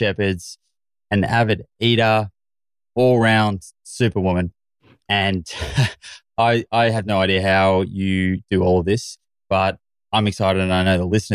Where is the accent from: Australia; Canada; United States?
Australia; I'm a stupid Australian.